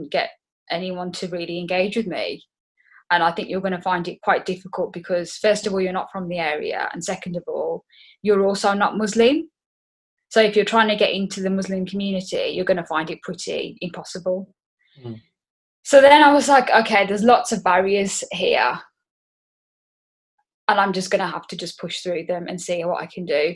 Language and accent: English; Black Country, West Midlands, United Kingdom; accent: Black Country; you can tell from my accent, I'm from the Black Country